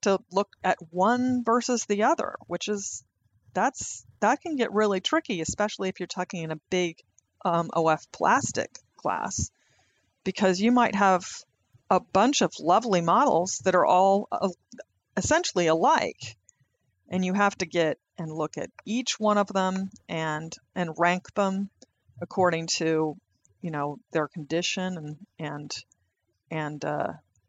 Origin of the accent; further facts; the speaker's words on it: the West, United States; I grew up in the West